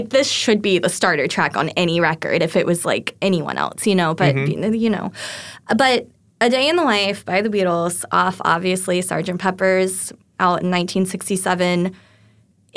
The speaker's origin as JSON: {"language": "English", "region": "Florida", "country": "United States", "said": "I'm from Florida"}